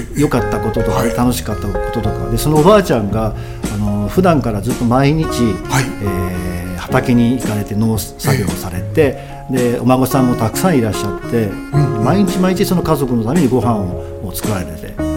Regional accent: Shimonoseki, Yamaguchi, Japan; 地元下関の、あのちょっとおしゃれなレストラン

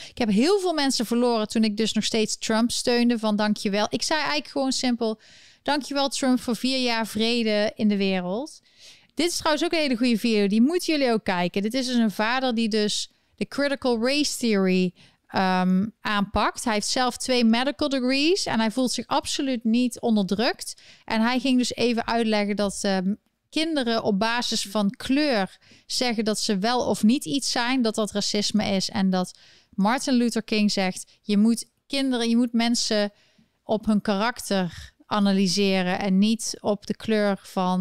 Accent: Eindhoven, North Brabant, Netherlands; in Eindhoven, waar ik opgegroeid ben

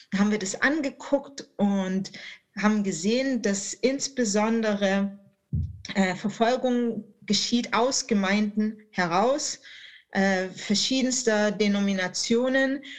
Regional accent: Baden-Württemberg, Germany; das gerade als Schwabe äh, dann aufzunehmen.

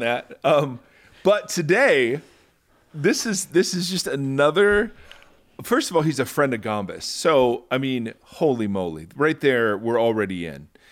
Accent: Lexington, Ohio, United States; I grew up in Lexington

